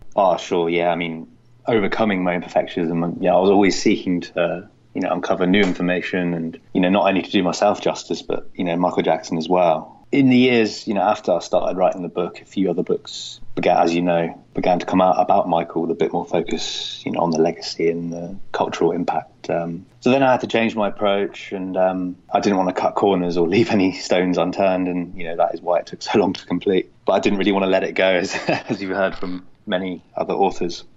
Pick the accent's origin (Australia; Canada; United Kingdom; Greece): United Kingdom; Cornwall, South West England; moved away as an adult; also born or lived in Germany / London; we moved to Cornwall, down at the bottom of England